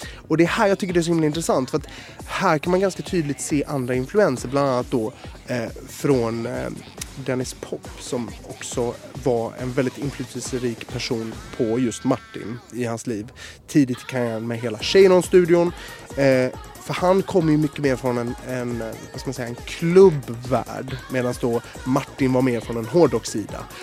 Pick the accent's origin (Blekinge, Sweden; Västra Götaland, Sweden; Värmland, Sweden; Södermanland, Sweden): Västra Götaland, Sweden; Gothenburg; i skärgården i Göteborg, där jag växte upp